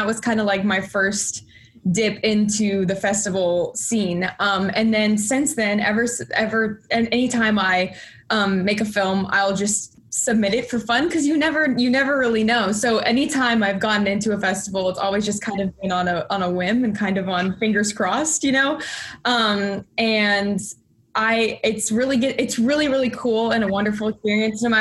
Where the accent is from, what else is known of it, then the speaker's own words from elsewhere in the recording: Houston, Texas, United States; moved away as an adult; now in New York, United States; I was originally born in Houston, Texas, so I traveled a little far for college.